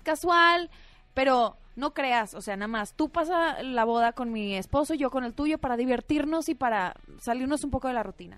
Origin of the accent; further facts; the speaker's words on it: Mexico; orgullosa de representar a México en la cinta, porque soy la única mexicana